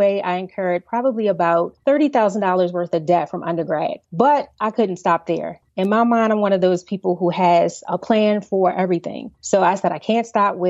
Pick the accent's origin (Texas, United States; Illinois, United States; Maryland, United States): Maryland, United States; Baltimore; I grew up in Baltimore, Maryland, Baltimore City